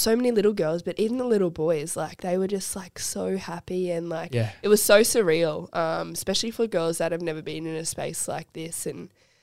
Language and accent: English; North Queensland, Australia; growing up in North Queensland